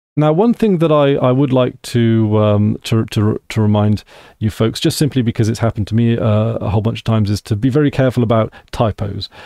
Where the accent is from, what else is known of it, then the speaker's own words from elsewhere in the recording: United Kingdom; I am from the United Kingdom of Great Britain, Northern Ireland